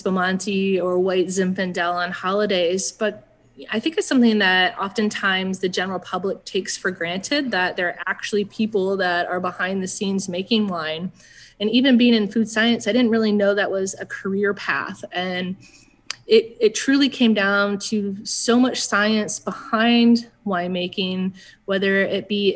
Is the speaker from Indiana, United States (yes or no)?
yes; Lafayette, Indiana, United States; moved away; also born or lived in Bloomington, Illinois / North Canton, Ohio / Michigan; we landed in Lafayette, Indiana. So that's where I grew up the majority of my life